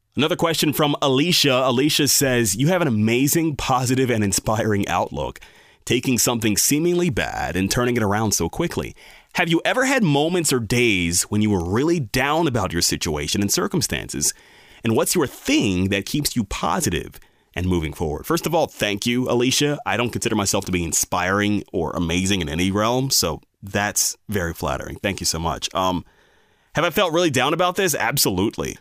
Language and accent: English; Bel Air, Maryland, United States; I grew up in Bel Air, Maryland. My family moved here in nineteen ninety-four when I was three years old.